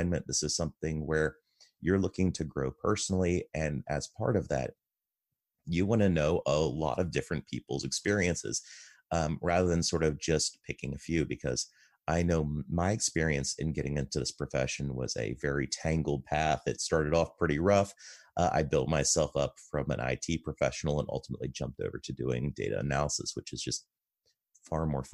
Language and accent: English; United States; I'm an American and I'm male and I'm married